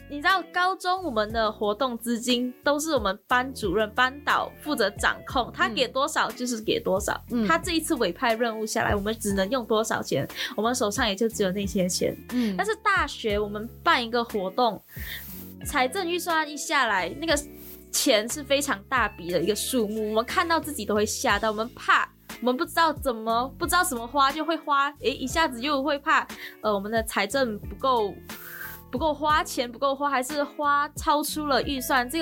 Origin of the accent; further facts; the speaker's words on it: Malaysia; moved away as an adult; now in Taiwan; 我来自马来西亚。